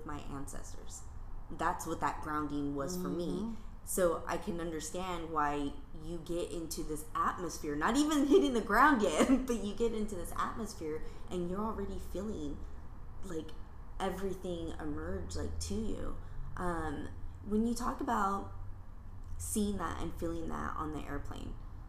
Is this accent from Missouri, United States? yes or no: no; San Diego, California, United States; being born and raised in San Diego